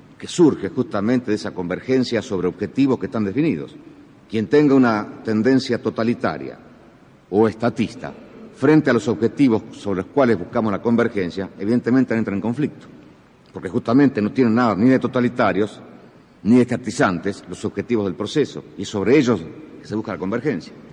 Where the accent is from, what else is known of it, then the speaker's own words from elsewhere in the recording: Argentina; como argentinos